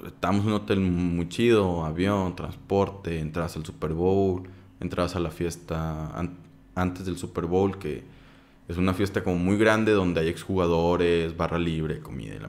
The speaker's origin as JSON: {"language": "Spanish", "town": "Saltillo", "region": "Coahuila", "country": "Mexico", "said": "Soy de Saltillo"}